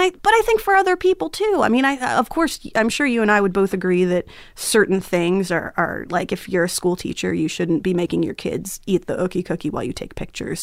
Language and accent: English; Flemington, New Jersey, United States; also born or lived in Las Cruces, New Mexico; I'm from Flemington, New Jersey